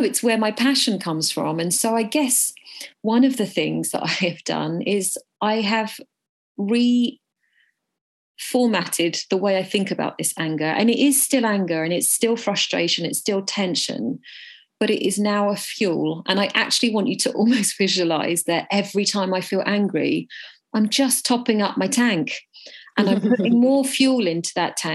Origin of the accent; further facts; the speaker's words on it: United Kingdom; I am Indian and I was born in Britain, which makes me a British Indian